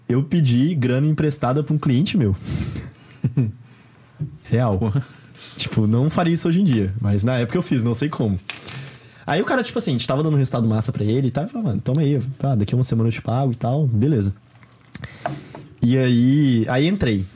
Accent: Belo Horizonte, Minas Gerais, Brazil; sou de BH

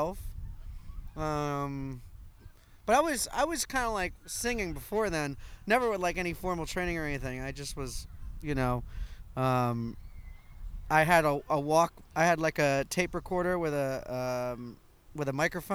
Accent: New York City, New York, United States; I grew up on the Upper East Side in Manhattan.

